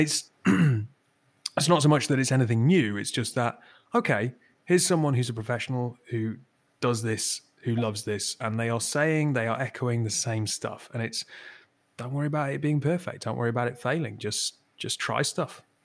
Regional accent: Newcastle upon Tyne, North East England, United Kingdom; I'm from Newcastle.

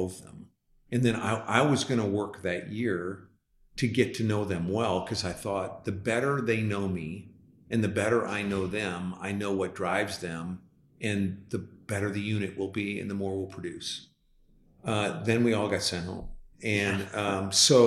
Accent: LaSalle, Illinois, United States; now in Dallas, United States; I'm from the Midwest. I was born and raised on a farm, actually. We weren't farmers. We were living in a home on a farm. in a town of 10,000 people, LaSalle, Illinois

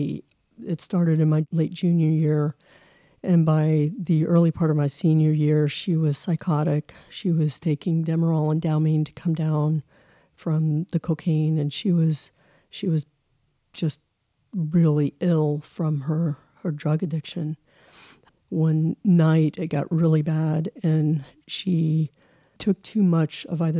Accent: Colorado, United States; also born or lived in Texas; I grew up in Colorado

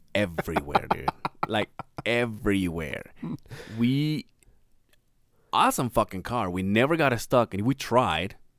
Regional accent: Mexico; moved away; we went to my hometown

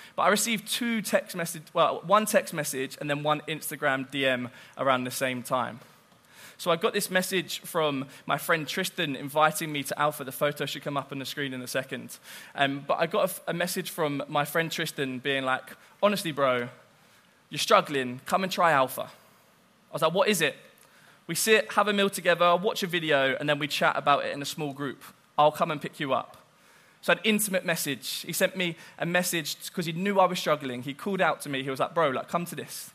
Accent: Southampton, South East England, United Kingdom; I'm from Southampton.

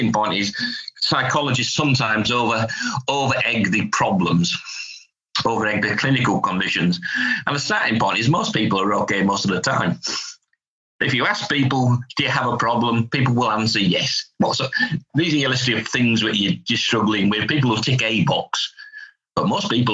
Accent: Hull, Yorkshire and the Humber, United Kingdom; I'm from Hull, so it's a northern measure, a northern concept

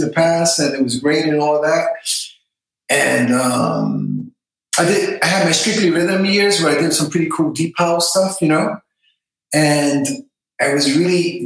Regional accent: New York, United States; moved away as an adult; also born or lived in Italy; we're from New York, and so I was, you know, I grew up with Paradise Garage

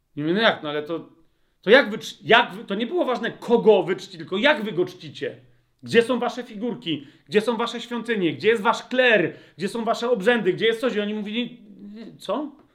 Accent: Nowe Brzesko, Lesser Poland, Poland; ja się wychowałem w nowym, wychowywałem w Nowym Brzesku, to jest mała miejscowość

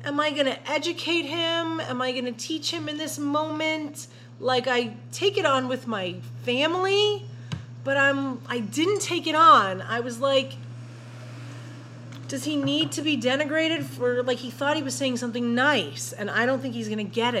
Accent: New York City, New York, United States; I grew up with a lot of people like this. I'm from Brooklyn

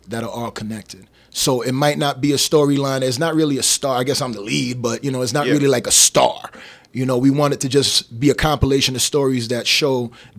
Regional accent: Las Vegas, Nevada, United States; Hey, you know, I'm from Vegas. Oh, yeah, well, you live on a strip.

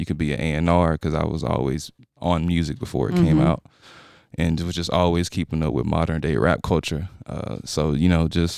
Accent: Houston, Texas, United States; moved away as an adult; now in Utah, United States; I'm from Houston, Texas.

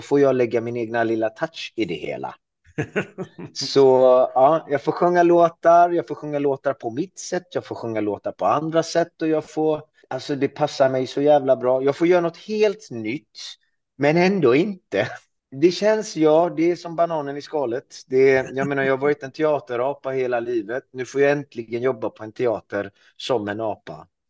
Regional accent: Iran; now in Sweden; jag härstammar ju från Iran och det står ju på min svenska pass att jag är född i Iran

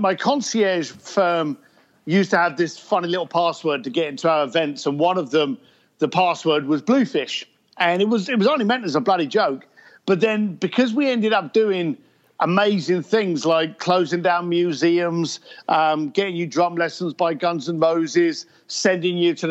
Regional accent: London, United Kingdom; now in Los Angeles, United States; I'm a biker from East London, still a biker, but now in Los Angeles

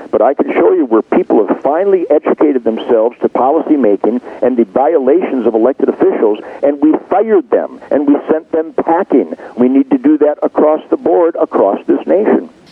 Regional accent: United States; an American

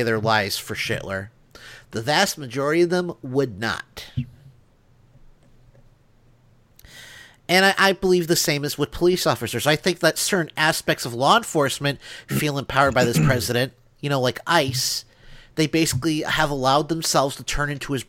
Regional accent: Northern Illinois, United States; now in Alabama, United States; I am from Illinois

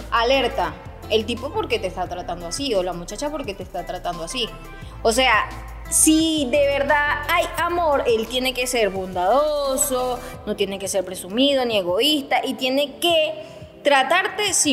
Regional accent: Venezuela; Ajá, y entonces es allí donde a nosotros como venezolanos no sabemos otras culturas, pero para nosotros es natural, es normal.

